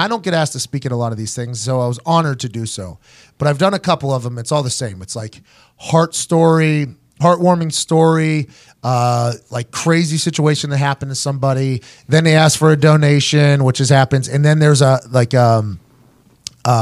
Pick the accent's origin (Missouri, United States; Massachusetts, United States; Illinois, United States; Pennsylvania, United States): Pennsylvania, United States; Pittsburgh; I'm from Pittsburgh